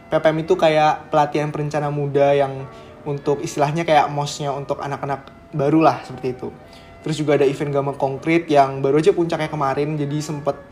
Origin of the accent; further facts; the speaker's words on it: Yogyakarta, Special Region of Yogyakarta, Indonesia; kalau aku dari Jogja, asli juga Jogja, jadi ya sekarang ada di Jogja sih.